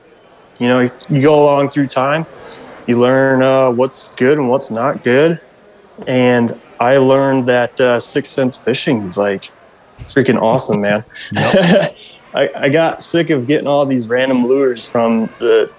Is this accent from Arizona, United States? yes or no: no; Michigan, United States; I'm from Michigan, so I feel like 90% of the people in Michigan do something outdoors